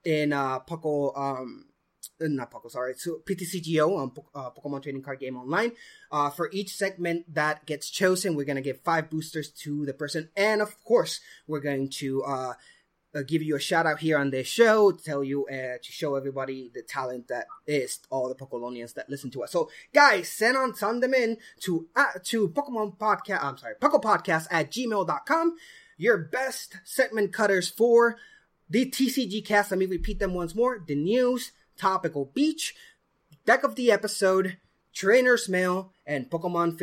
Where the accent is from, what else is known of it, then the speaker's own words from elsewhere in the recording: Puerto Rico; moved away; Puerto Rico, my homeland, my hometown